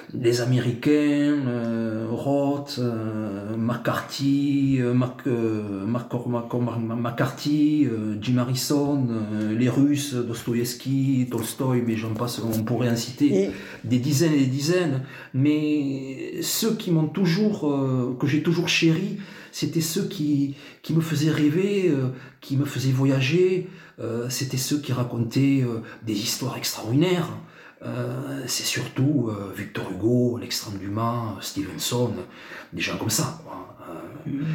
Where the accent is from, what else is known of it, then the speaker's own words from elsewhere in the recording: Tarbes, Occitania, France; moved away; je suis né à Tarbes, effectivement. Euh, j'ai pas mal bourlingué, puis euh, j'ai rejoint, donc ça va faire une vingtaine d'années maintenant, ma cité natale au pied des Pyrénées